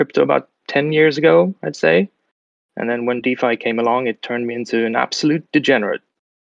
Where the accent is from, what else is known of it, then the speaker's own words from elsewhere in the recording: Sweden; moved away as an adult; now in London, United Kingdom; I'm from Sweden originally, but I've lived in London for the last 15 years or so.